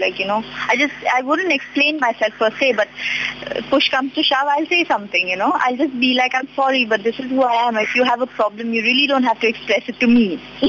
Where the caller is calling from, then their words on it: Mumbai, Maharashtra, India; I'm calling from Mumbai.